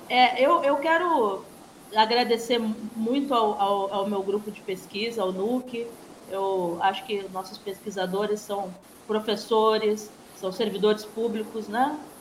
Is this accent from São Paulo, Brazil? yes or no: no; Porto Alegre, Rio Grande do Sul, Brazil; moved away as an adult; now in Campos dos Goytacazes, Brazil; Eu, como porto-alegrense, que, que tenho um carinho muito especial pela minha cidade, nós gaúchos